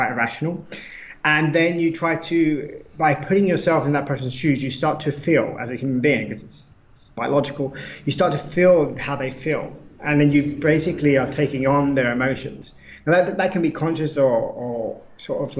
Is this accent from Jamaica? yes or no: no; United Kingdom; now in Lisbon, Portugal; being British